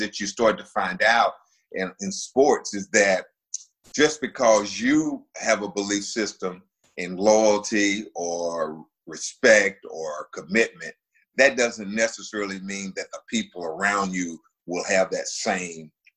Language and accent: English; Winston-Salem, North Carolina, United States; moved away as an adult; now in Charleston, United States; Winston-Salem State, which is where my hometown is